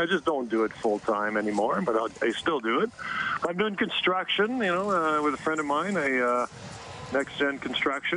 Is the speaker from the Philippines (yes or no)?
no; Montreal, Quebec, Canada; I'm from Montreal, so I had my parents, all my friends there